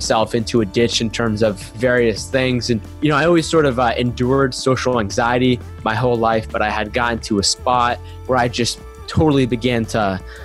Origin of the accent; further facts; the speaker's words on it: United States; growing up in America